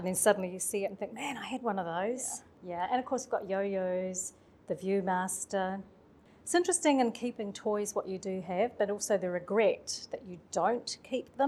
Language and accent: English; Manawatū-Whanganui, New Zealand; We're from the Manawatu